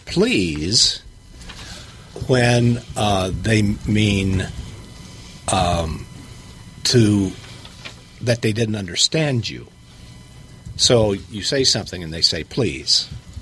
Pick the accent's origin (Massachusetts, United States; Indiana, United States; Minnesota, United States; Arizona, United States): Indiana, United States; I'm from Hillbilly, Indiana, which is sometimes called the northernmost southern state in the country. And I grew up a terrible hillbilly. My language was terrible.